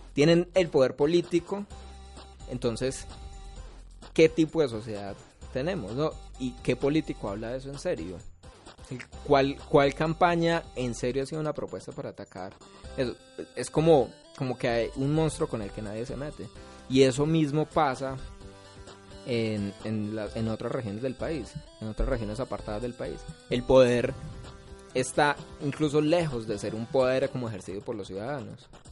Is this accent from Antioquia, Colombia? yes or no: no; Pereira, Risaralda, Colombia; Yo soy de Cuba